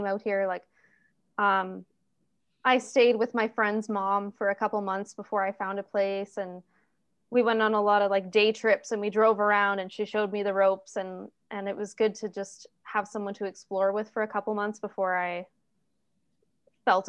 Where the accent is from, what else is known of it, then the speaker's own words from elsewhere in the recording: Northern Ontario, Canada; moved away as an adult; also born or lived in Montreal / Toronto; now in Calgary, Canada; I'm from Northern Ontario and I've lived in Montreal alone. I've lived in Toronto alone. I live in Calgary alone